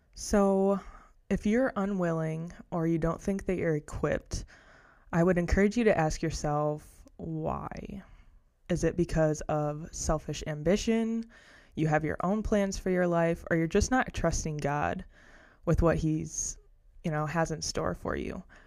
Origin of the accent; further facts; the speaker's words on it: Ohio, United States; I'm from Ohio, the same hometown as Josiah.